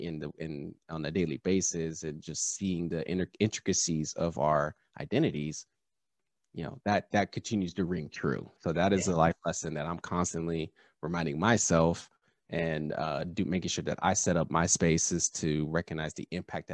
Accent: Southern California, United States; I grew up in Southern California.

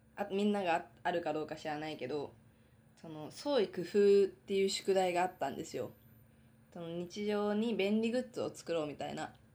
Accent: Hokkaido, Japan; now in Tokyo, Japan; 私は生まれも育ちも北海道なので

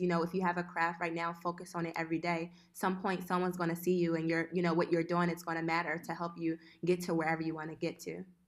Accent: Philadelphia, Pennsylvania, United States; moved away as an adult; also born or lived in Italy / Boston; now in Switzerland; I'm originally from West Philadelphia.

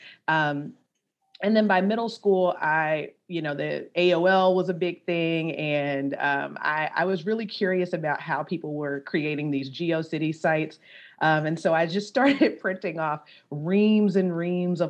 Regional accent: Baton Rouge, Louisiana, United States; I'm originally from Baton Rouge, Louisiana.

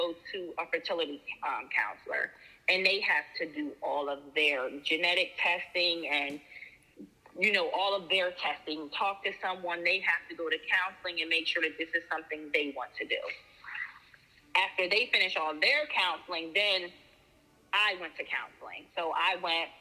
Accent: New Jersey, United States; I'm from New Jersey

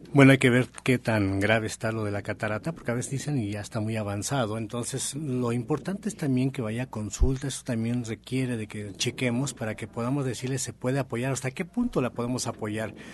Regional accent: Mexico; Somos mexicanos

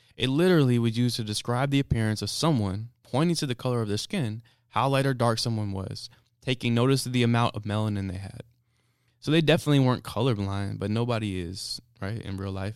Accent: United States

